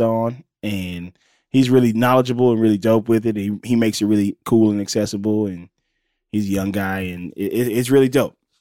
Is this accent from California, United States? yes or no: yes; Los Angeles, California, United States; also born or lived in Pascagoula, Mississippi; I am from originally from Pascagoula, Mississippi, and I moved to Los Angeles when I was about eight years old, and I've been here ever since then. Grew up